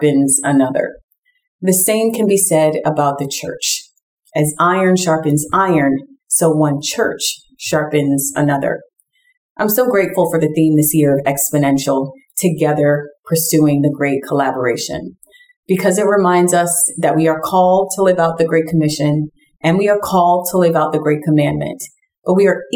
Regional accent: New York City, New York, United States; I grew up in Brooklyn, New York, in Bed-Stuy. And honestly, I'm still here to this day planting a church.

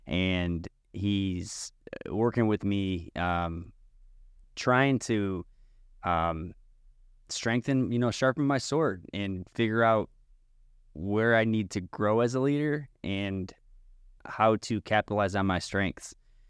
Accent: New York, United States; I'm from New York, and I run.

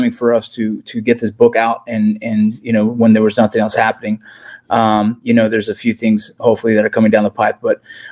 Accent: Los Angeles, California, United States; I grew up in the Los Angeles area in the San Fernando Valley

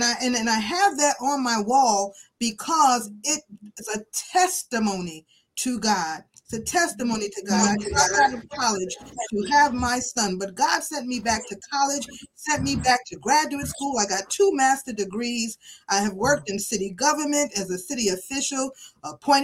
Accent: New York City, New York, United States; I grew up in Brooklyn, New York, as a child of a single mother

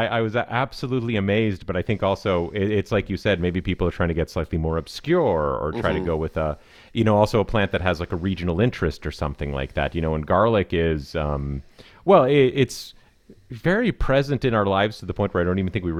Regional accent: California, United States; but we are from Southern California, so it's very minorly international in that way.

